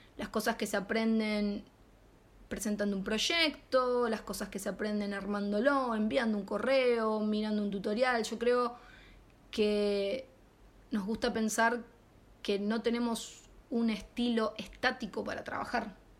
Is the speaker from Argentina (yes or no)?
yes; Rosario, Santa Fe, Argentina; moved away as an adult; now in Madrid, Spain; de la ciudad de Rosario, Argentina, y hace muy muy poquito instalada en Madrid, España.